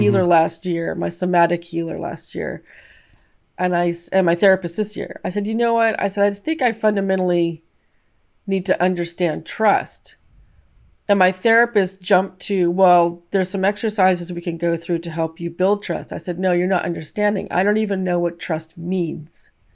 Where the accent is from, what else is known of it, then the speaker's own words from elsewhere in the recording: California, United States; I grew up in the States, in California